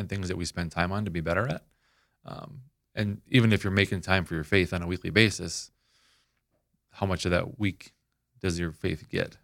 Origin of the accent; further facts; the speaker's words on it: Minneapolis, Minnesota, United States; moved away as an adult; also born or lived in Saint Cloud, Minnesota; I was born and raised up in Minneapolis